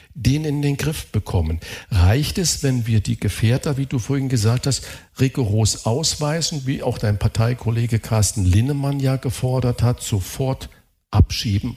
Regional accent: Saarland, Germany; ich bin Saarländer

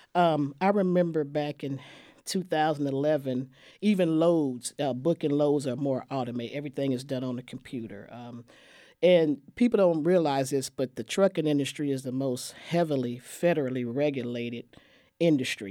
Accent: San Francisco, California, United States; now in Waco, United States; I'm from San Francisco, California originally. I come from a city of growth and change

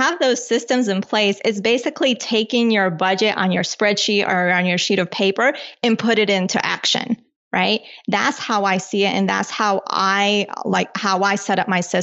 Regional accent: Colombia; now in United States; I was born in Colombia.

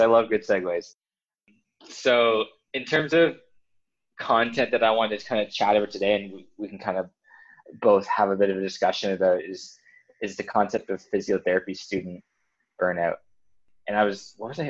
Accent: New Brunswick, Canada; moved away; I'm originally from New Brunswick in Canada

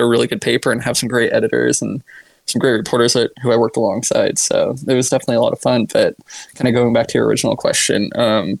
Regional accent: Cottage Grove, Oregon, United States; I grew up in Cottage Grove, Oregon, just south of Eugene.

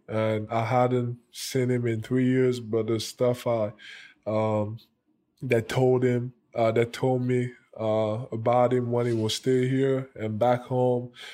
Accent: Cameroon; now in United States; growing up in Cameroon, it was, it was hard

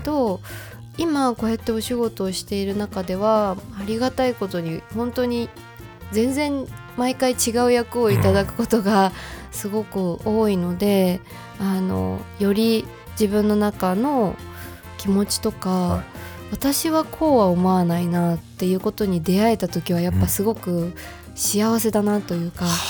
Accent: Fukuoka, Japan; now in Tokyo, Japan; 当時私福岡出身で、福岡の事務所に所属してた

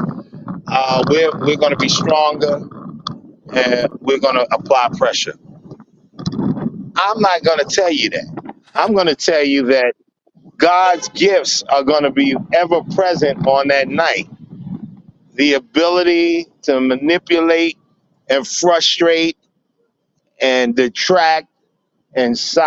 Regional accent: New York City, New York, United States; The kids in my neighborhood in Brownsville, because I'm from Brownsville, Brooklyn

